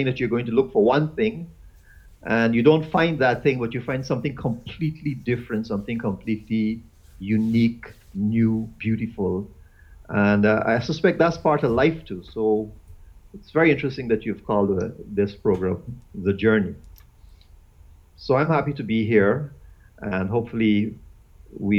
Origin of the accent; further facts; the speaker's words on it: Guyana; moved away as an adult; also born or lived in Eastern Caribbean; now in St. Lucia; I'm originally from Guyana. I'm a Guyanese by birth, and I left Guyana almost 20 years now, and I've been living in the Eastern Caribbean.